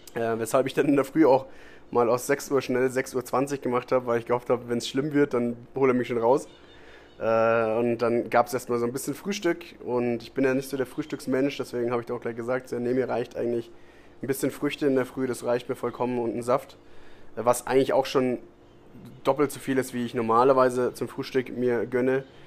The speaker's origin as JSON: {"language": "German", "country": "Germany", "moved": "yes", "lives_now": "Costa Rica", "said": "bei uns in Deutschland"}